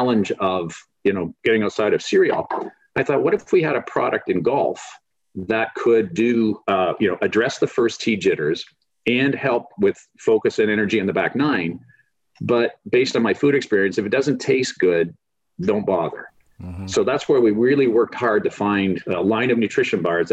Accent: Canada; moved away; growing up in Canada, played hockey, football, baseball, loved them all

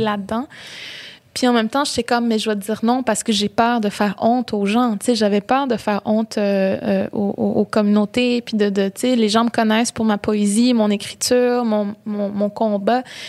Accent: Baie-Comeau, Quebec, Canada; j'ai grandi à Bécomo, dans la ville

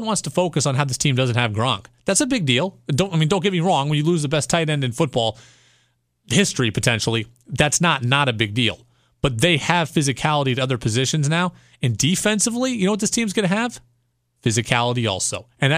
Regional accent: Seattle, Washington, United States; now in New England, United States; I'm actually a Seahawks fan, and I grew up in Seattle, and I'm still a diehard Seahawks fan

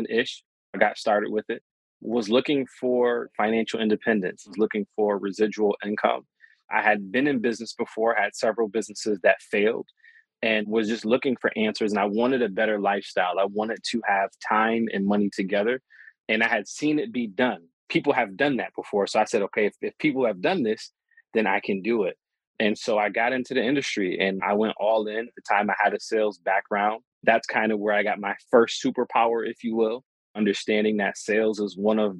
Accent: Rochester, New York, United States; my hometown of Rochester, New York

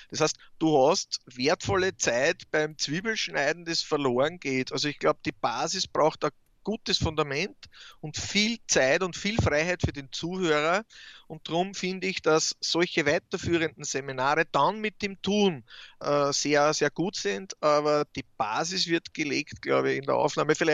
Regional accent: Austria; warum es mit der Farbe auf den Häusern nicht so korrekt ist wie bei uns in Österreich.

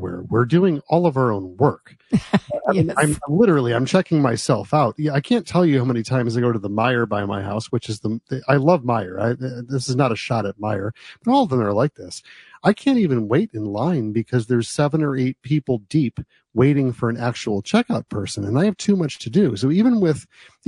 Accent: United States; also born or lived in New Jersey; now in Michigan, United States; where I grew up in New York and New Jersey

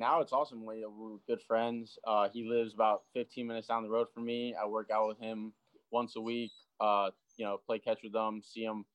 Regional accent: South Florida, United States; growing up in South Florida.

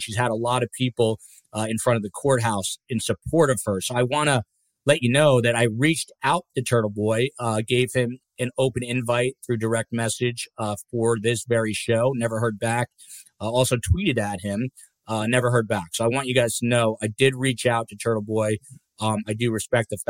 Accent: New Jersey, United States; shout out to Jersey Jen Castaldi from my home state, right here. That's my Jersey hat

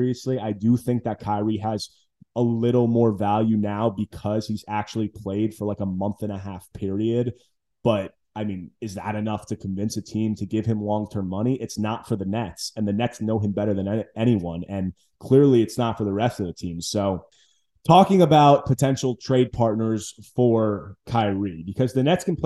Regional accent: New Jersey, United States; I grew up in New Jersey. I'm a Jersey guy

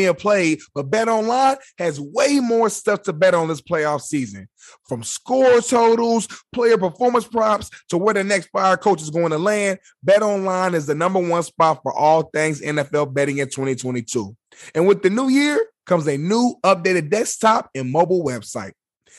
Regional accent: Indianapolis, Indiana, United States; in my hometown, Indianapolis

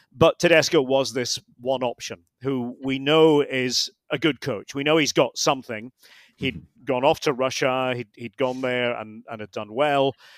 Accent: Scotland, United Kingdom; being a Scot

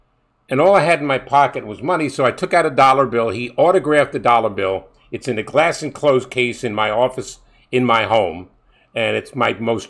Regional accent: New York City, New York, United States; I grew up in Brooklyn

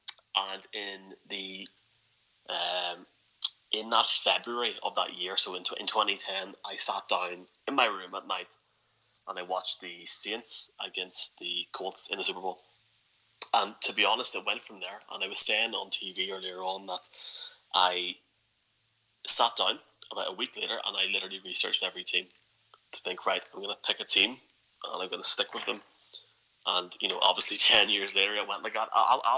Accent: Ireland; I was indeed, yes.

